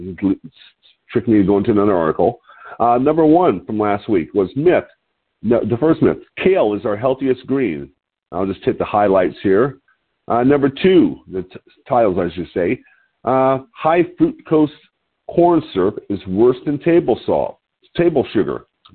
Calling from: Lompoc, California, United States; I'm your host today, and I'm calling in from Lompoc, California, which sits 54 miles north of Santa Barbara on California's beautiful central coast.

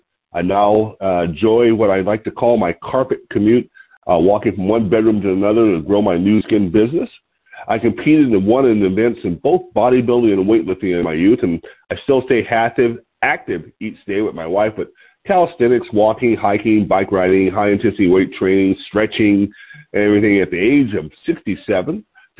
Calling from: Lompoc, California, United States; I'm your host today. I'm calling in from Lompoc, California, which sits 54 miles north of Santa Barbara on California's beautiful central coast.

